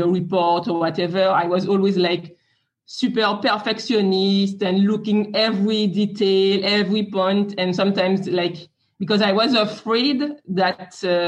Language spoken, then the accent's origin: English; France; English is a second language; So I am French. You can hear it with my accent.